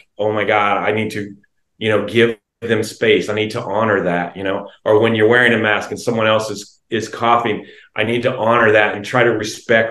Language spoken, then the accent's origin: English; Independence, Kansas, United States; now in Alexandria, United States; I'm from Kansas originally